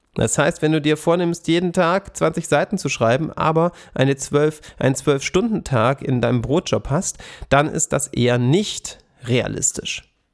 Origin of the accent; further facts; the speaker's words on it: Swabian Jura, Baden-Württemberg, Germany; an der Schwäbischen Alb auf den Streuobstwiesen, wo ich herkomme